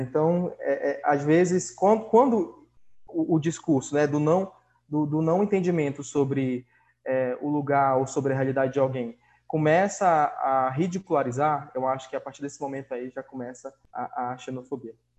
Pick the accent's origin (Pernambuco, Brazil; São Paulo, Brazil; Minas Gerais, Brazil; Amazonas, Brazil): Amazonas, Brazil; Manaus; sou de Manaus